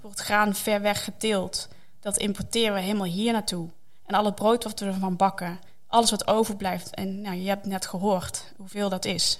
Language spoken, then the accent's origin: Dutch; Netherlands; wij als Nederlanders